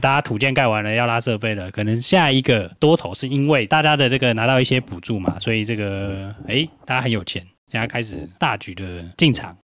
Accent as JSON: {"language": "Chinese", "country": "Taiwan", "said": "我们台湾人多多少少都有一两个朋友在台积电嘛"}